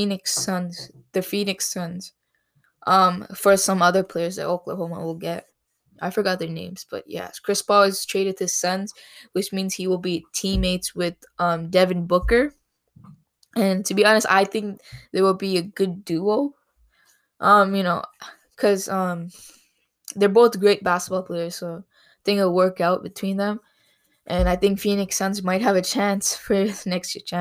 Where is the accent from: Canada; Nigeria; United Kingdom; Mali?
Canada; Toronto, Ontario; I'm from Canada. Specifically Ontario, Canada.